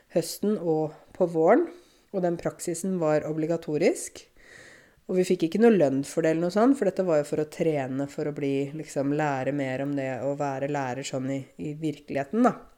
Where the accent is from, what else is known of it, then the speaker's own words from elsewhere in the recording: Eastern Norway, Norway; Vi, vi kommer jo fra Østlandet